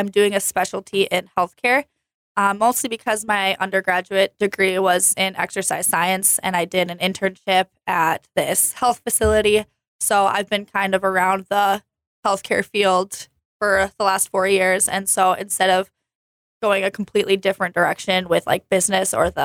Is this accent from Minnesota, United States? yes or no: yes; Hutchinson, Minnesota, United States; moved away as an adult; also born or lived in Moorhead, Minnesota; now in Jamestown, United States; I am from Hutchinson, Minnesota. I played varsity softball there for 3 years